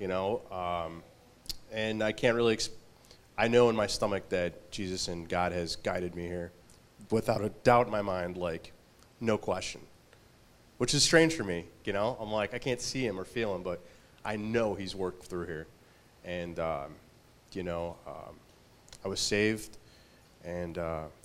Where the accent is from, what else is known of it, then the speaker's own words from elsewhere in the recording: Chicago, Illinois, United States; Well, I grew up in Chicago near Midway Airport.